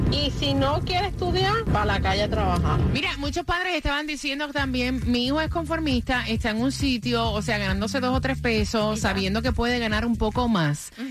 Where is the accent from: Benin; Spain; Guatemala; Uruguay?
Guatemala; eh, soy de Guatemala